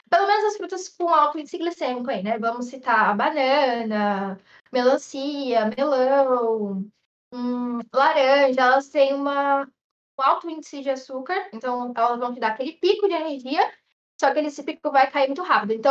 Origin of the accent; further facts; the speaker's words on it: São Paulo, Brazil; Ai, gente, eu sou paulista, né, com purê.